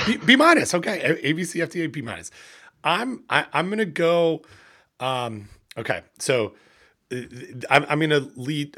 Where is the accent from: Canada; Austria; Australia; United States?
Canada; here in Canada, and I'm a Canadian